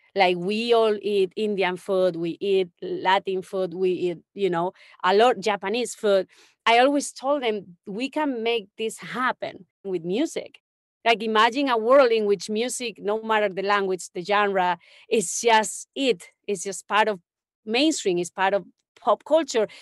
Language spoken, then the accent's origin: English; Don Benito, Extremadura, Spain; moved away; I grew up in Spain, in a small town in the middle of nowhere, really. It's like, uh, between Sevilla and Madrid